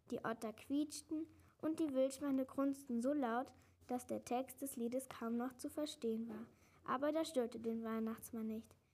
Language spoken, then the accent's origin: German; Salmtal, Rhineland-Palatinate, Germany